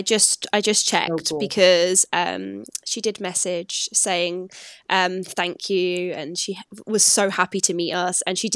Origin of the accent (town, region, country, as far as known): Essex, East of England, United Kingdom; accent: Essex; now in Glasgow, United Kingdom